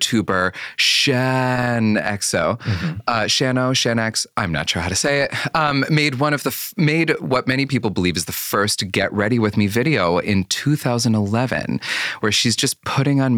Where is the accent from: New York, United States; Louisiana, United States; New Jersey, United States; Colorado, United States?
New York, United States; Syracuse; I grew up in Syracuse, New York